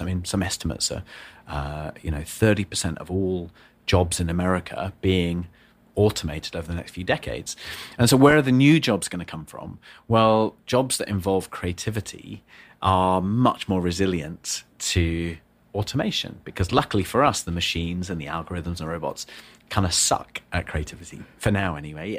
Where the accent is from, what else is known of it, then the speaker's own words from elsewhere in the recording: the north of England, United Kingdom; I was born in the north of England